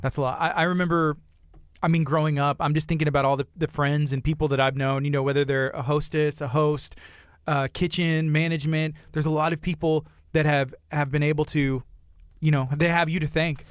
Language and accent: English; Angleton, Texas, United States; I grew up in Angleton